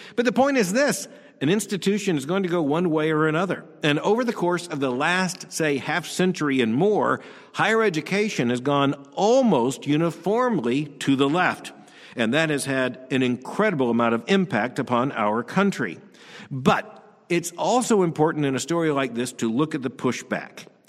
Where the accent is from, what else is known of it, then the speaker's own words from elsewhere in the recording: Florida, United States; the state of Florida, which happens to be my home state. And I myself am a product of the schools in Florida, first grade through the twelfth grade.